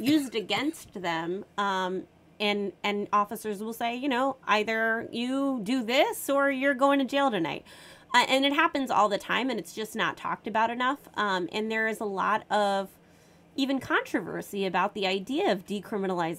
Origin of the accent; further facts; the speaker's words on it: New York City, New York, United States; I grew up in New York City.